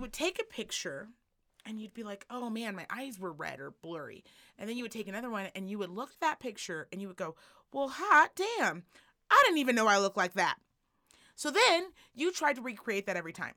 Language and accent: English; United States; as an American